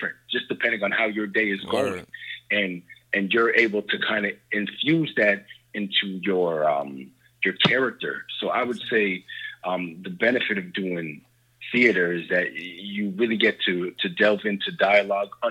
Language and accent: English; Toronto, Ontario, Canada; I'm actually from Toronto, so I live from Canada